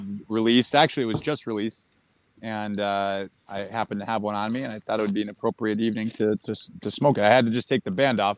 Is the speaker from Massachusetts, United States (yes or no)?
yes; Massachusetts, United States; moved away; I grew up in Mass. It's been a long. I haven't been there in 20 years, but I grew up there.